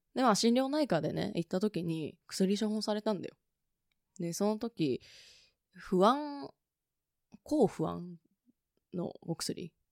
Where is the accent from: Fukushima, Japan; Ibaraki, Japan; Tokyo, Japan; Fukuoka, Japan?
Tokyo, Japan; 私は東京生まれ、東京育ちで